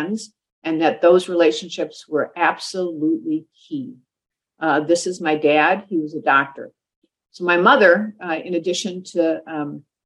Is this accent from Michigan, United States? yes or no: yes; Detroit, Michigan, United States; moved away as an adult; also born or lived in Minnesota / San Francisco; I grew up in Detroit, Michigan.